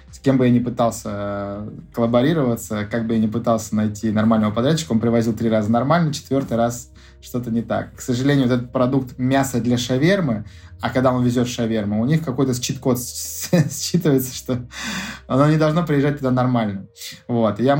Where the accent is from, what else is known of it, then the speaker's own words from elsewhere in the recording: Saint Petersburg, Russia; А, у нас шаверма, мы же из Питера.